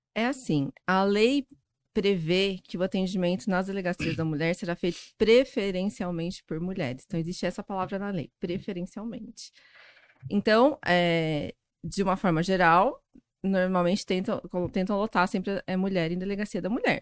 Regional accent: Goiás, Brazil; moved away as an adult; also born or lived in Goiânia; now in São Paulo, Brazil; eu sou goiana, fiz faculdade em Goiás. E só que eu já tinha morado em São Paulo na uma parte da infância, da adolescência

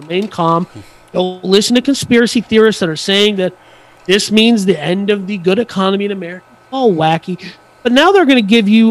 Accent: United States; I'm American

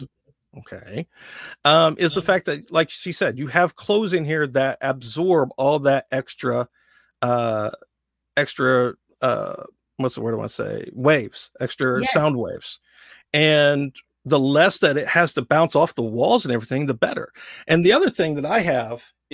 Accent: Southern Indiana, United States; accent: Southern drawl; I grew up in Southern Indiana. So for me, I always have that Southern drawl

